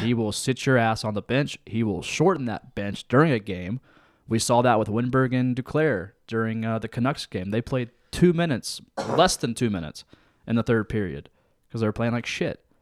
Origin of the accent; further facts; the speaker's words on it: Lancaster, United States; I grew up out in Lancaster.